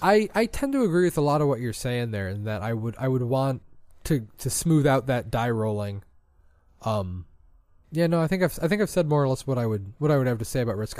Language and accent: English; Michigan, United States; we are from Michigan